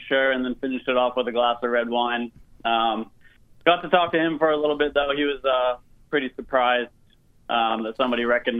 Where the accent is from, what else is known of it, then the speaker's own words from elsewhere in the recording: Portland, Maine, United States; now in Florida, United States; I work at a restaurant in Longboat Key, Florida. I'm originally from Portland, Maine.